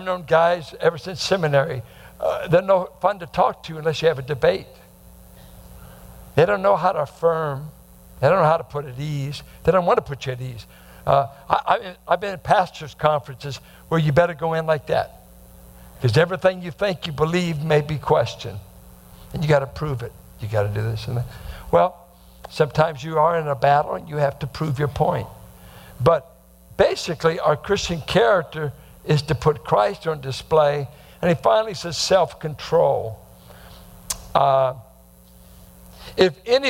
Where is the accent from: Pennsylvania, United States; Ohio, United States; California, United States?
California, United States; Bay Area; growing up in the Bay Area